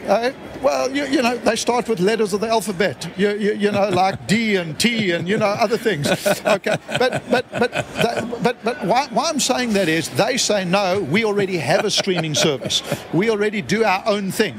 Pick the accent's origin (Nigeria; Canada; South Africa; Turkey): South Africa; I come from South Africa